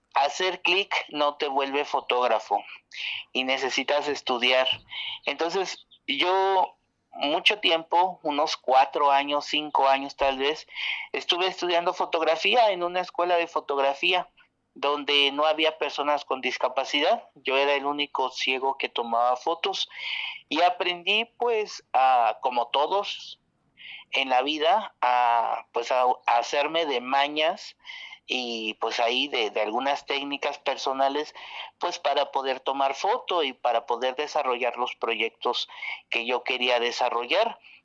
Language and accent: Spanish; Mexico; now in Oaxaca, Mexico; mexicana que vive en Oaxaca